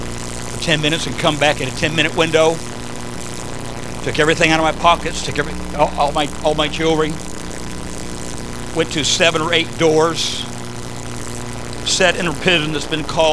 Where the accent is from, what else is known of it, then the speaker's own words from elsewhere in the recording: Southern California, United States; I grew up in Southern California